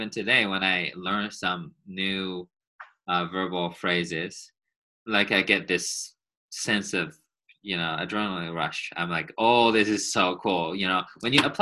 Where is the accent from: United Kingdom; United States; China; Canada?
China; first language Chinese; English is a second language; moved away